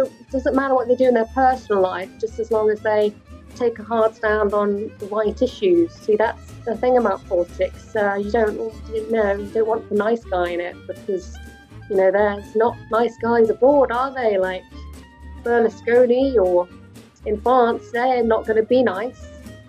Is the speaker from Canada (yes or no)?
no; United Kingdom; we as British people, where, you know, we're all going to share in our future of whatever comes.